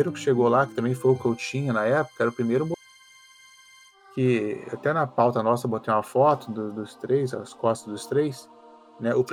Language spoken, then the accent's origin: Portuguese; Niterói, Rio de Janeiro, Brazil; also born or lived in Macaé; sou de Niterói, mas minha família também é de Macaé, uma cidade perto.